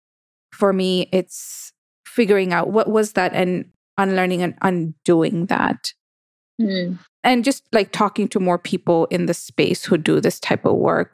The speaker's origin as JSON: {"language": "English", "country": "Kenya", "said": "it's Kenyan and I'm from Kenya"}